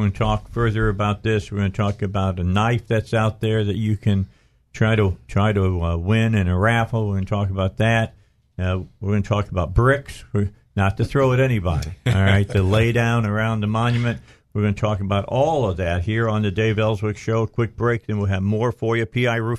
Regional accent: Cabot, Arkansas, United States; my hometown of Cabot.

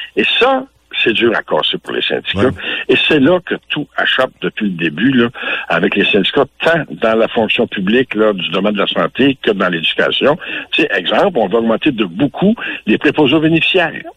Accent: Louiseville, Quebec, Canada; chez nous à Louisville

